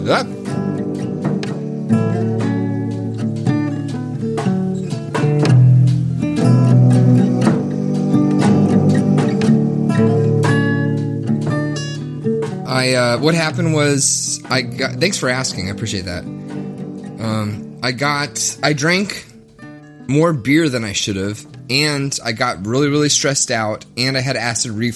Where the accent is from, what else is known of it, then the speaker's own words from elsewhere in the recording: the South, United States; now in Minneapolis, United States; I'm from the South